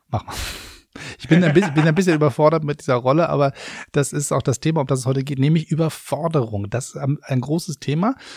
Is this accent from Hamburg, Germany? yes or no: yes; Hamburg, Germany; now in Berlin, Germany; Als Hamburger